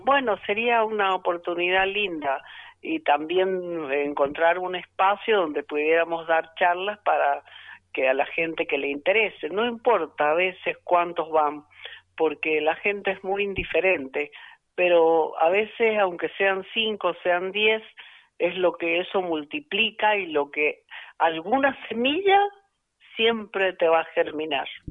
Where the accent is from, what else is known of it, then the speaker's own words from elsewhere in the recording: Agrelo, Mendoza, Argentina; soy de la zona rural, soy de Agrelo